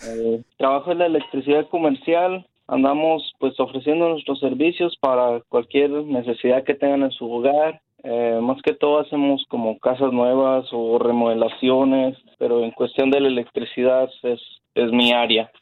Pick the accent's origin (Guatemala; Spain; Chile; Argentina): Guatemala; also born or lived in Dallas–Fort Worth; now in Dallas, United States; Soy guatemalteco